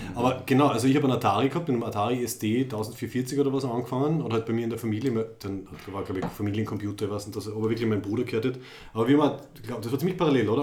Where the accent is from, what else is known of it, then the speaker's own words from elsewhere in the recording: Graz, Styria, Austria; Wir sind aus Graz in Österreich